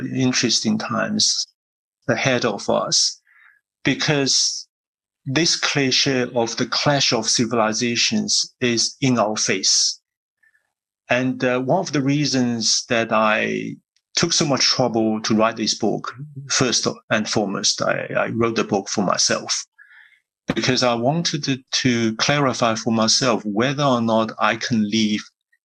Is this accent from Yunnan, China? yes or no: yes; Yunnan, China; moved away; I grew up in Yunnan province